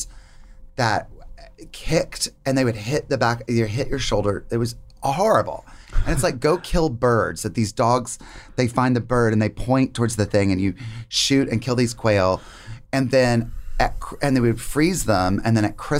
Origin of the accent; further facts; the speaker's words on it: North Carolina, United States; I grew up in North Carolina.